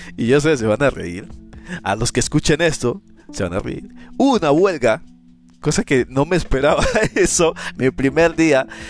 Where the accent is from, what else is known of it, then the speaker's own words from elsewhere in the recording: Colombia; moved away as an adult; now in Chile; soy de Colombia, pero vivo en Chile.